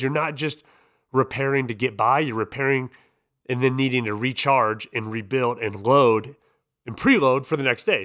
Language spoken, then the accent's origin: English; Iowa, United States; I'm a dude from Iowa